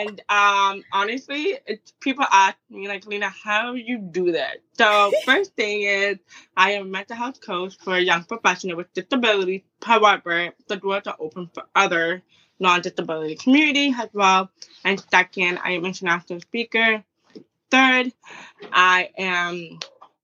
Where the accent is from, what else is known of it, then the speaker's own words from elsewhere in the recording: Toronto, Ontario, Canada; I'm from Toronto.